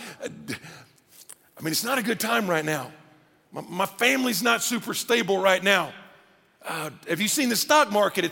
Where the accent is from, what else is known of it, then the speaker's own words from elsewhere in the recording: Atlanta, Georgia, United States; moved away; also born or lived in Virginia; I was born in Atlanta, had lived in Virginia